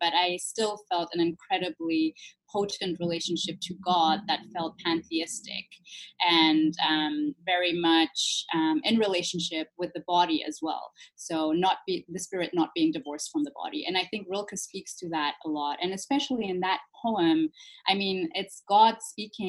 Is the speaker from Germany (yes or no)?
yes; Germany; I was born and raised in Germany